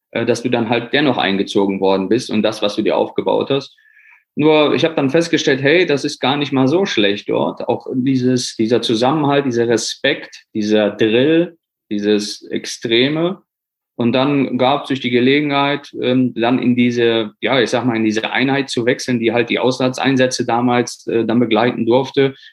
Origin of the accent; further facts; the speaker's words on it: Poland; born there; ich bin gebürtiger Pole, muss man einfach sagen.